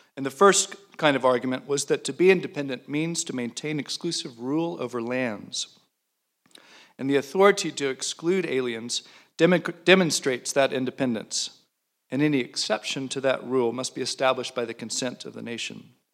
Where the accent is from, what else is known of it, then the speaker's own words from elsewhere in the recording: Alabama, United States; moved away; I'm from Alabama.